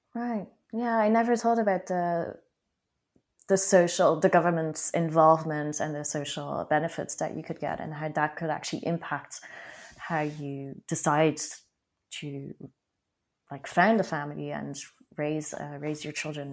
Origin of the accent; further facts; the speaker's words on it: France; being French and not necessarily having lived in Paris all my life, but having um, lived a few years in a small town in France